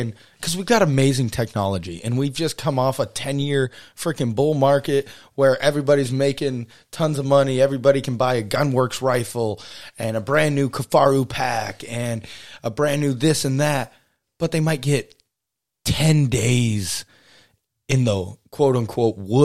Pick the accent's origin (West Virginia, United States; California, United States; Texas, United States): Texas, United States; now in Alaska, United States; Growing up in Texas, it was way different, but it was like we hunt and fish, and we only ate venison growing up